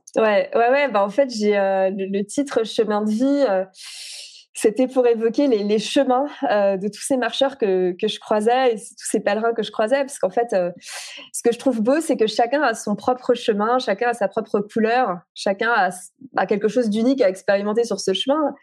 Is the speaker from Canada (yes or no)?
no; Alsace, Grand Est, France; moved away; also born or lived in Paris; la maison où j'ai grandi en Alsace